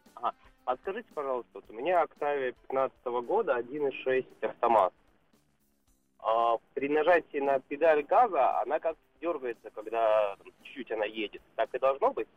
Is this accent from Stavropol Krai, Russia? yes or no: yes; Stavropol Krai, Russia; я из Ставропольского края